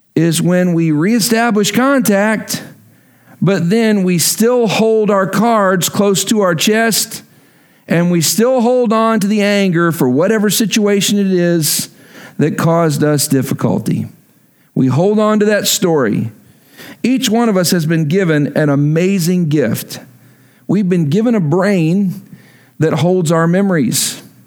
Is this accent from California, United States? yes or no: no; Texas, United States; moved away; I'm from Texas